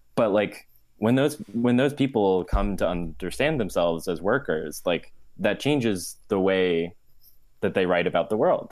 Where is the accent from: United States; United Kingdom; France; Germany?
United States; New Jersey; moved away as an adult; also born or lived in Ohio; now in New York, United States; I'm from New Jersey